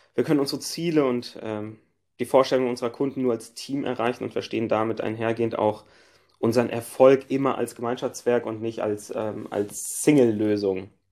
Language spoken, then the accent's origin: German; Frankfurt, Hesse, Germany; ich bin als Frankfurter